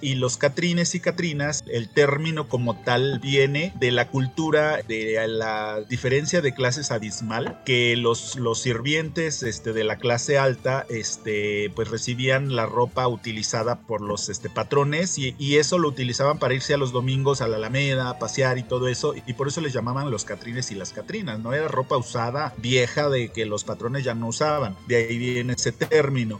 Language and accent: Spanish; Aguascalientes, Mexico; also born or lived in Canada; now in Mexico City, Mexico; yo soy originario de Aguascalientes